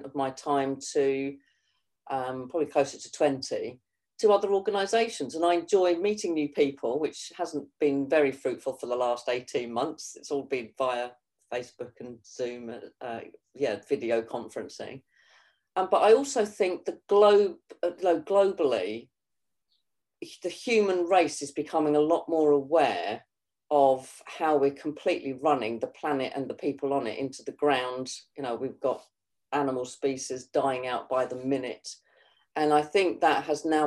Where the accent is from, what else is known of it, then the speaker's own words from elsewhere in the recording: Kent, South East England, United Kingdom; This is where I was born and bred in Kent.